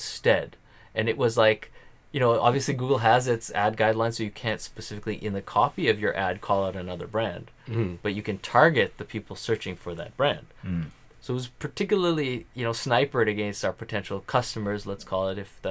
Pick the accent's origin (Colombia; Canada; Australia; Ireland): Canada; I'm being Canadian